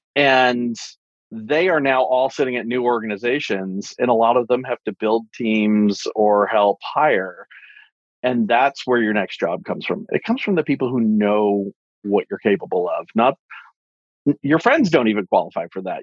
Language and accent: English; East Coast, United States; moved away as an adult; also born or lived in Santa Cruz; now in Silicon Valley, United States; I'm originally from the East Coast